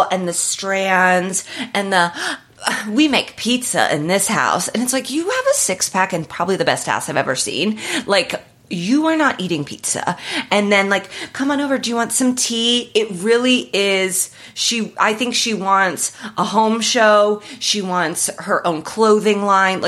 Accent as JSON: {"language": "English", "region": "Indiana", "country": "United States", "also_born_or_lived": "Midwest", "moved": "yes", "lives_now": "Los Angeles, United States", "said": "I'm from Indiana"}